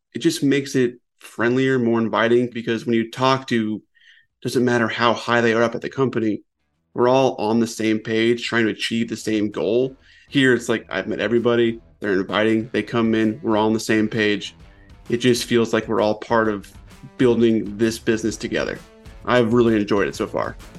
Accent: Colorado, United States; moved away as an adult; also born or lived in West Coast; now in South Carolina, United States; I was actually born and raised in Colorado

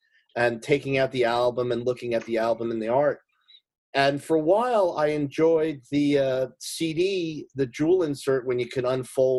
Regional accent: Oakland, New Jersey, United States; I grew up in Oakland

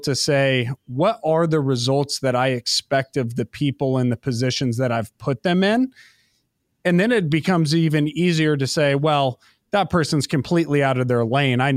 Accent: United States; being an American kid.

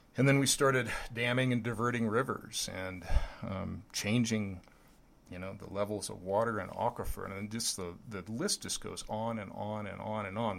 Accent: Lincoln, Nebraska, United States; growing up in Lincoln, Nebraska

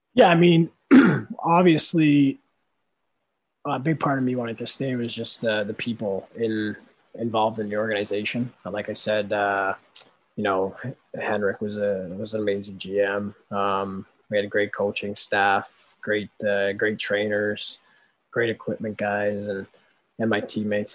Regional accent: Winnipeg, Manitoba, Canada; I'm from Winnipeg

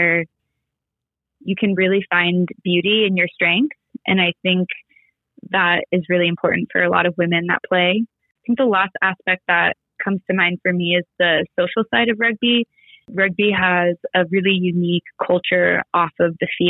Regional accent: Southern California, United States; I grew up in Southern California

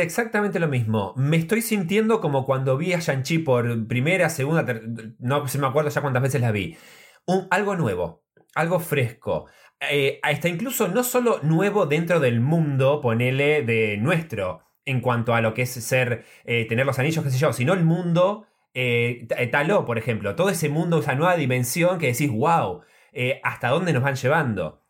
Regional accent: Trenque Lauquen, Buenos Aires Province, Argentina; moved away; Trenquelauquen, que es donde yo nací y que tengo un montón de familia

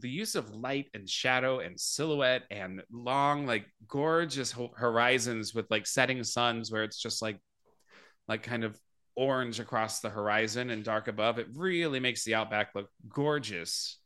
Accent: Phoenix, Arizona, United States; I grew up in Phoenix, Arizona

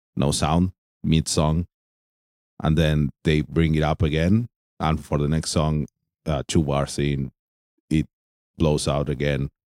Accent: Argentina; I'm from Argentina.

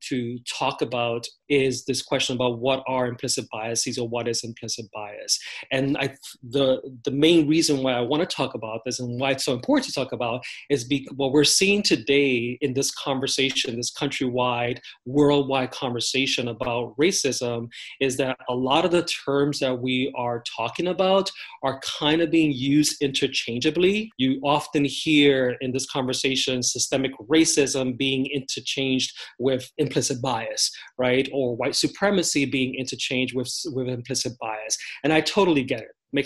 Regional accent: New York City, New York, United States; So I grew up in the Bronx, in New York City, in the South Bronx, New York City

